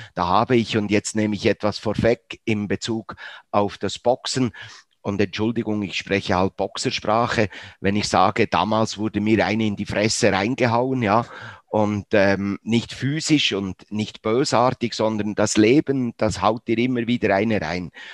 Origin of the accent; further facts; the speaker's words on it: Bern, Switzerland; aufgewachsen, wie gesagt, in Bern, 1954 das Wunder von Bern. Ich bin ungefähr 200 Meter von diesem Ort aufgewachsen.